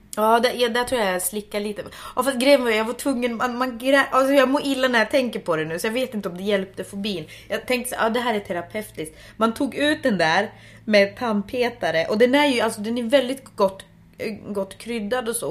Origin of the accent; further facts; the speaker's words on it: Finland; Jag är ju finsk